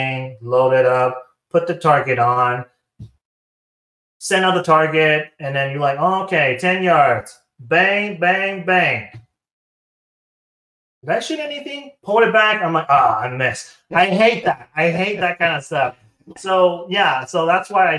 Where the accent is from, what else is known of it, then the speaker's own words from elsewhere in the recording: Taiwan; moved away as an adult; I am from Taiwan. So Taiwan, and I moved here in 2013.